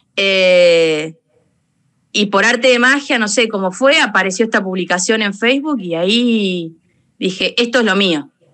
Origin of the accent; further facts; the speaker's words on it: Macachín, La Pampa, Argentina; moved away; also born or lived in Anchorena; yo soy de La Pampa, de Macachín